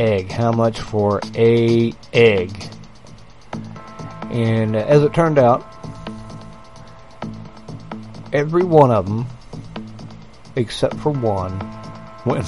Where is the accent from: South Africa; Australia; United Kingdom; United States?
United States; I'm American